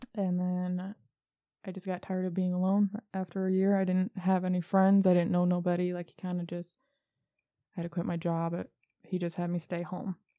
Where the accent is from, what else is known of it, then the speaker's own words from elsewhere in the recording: Michigan, United States; I was born and raised in Michigan